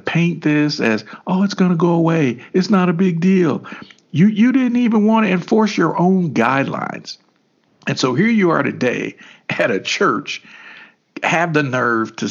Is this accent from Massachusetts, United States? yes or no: no; Kentucky, United States; even in Kentucky, man, we were grooving